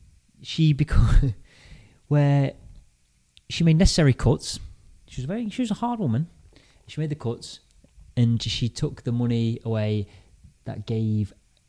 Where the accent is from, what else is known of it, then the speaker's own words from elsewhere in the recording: Lincolnshire, East Midlands, United Kingdom; we're both from Lincolnshire, so I think I have a common ancestry.